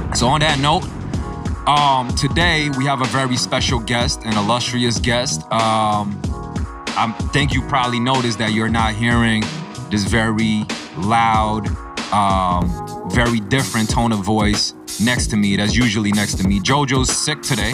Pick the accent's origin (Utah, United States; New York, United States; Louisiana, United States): New York, United States; as a young person growing up in New York